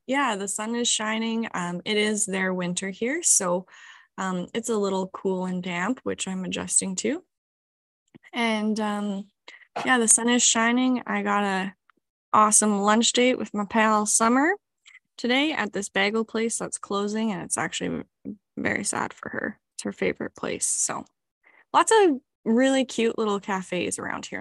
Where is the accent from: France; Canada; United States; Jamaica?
Canada; moved away as an adult; now in New Zealand; I am a Canadian